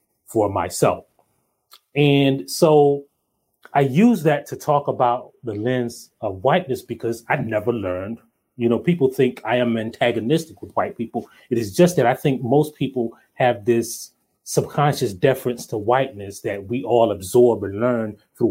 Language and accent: English; Hartsville, South Carolina, United States; I grew up in Hartsville, South Carolina, a little town called Hartsville, South Carolina.